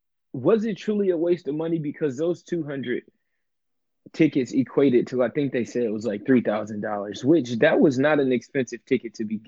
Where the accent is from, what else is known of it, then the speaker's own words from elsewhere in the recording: Grand Rapids, Michigan, United States; my hometown, Grand Rapids, Michigan.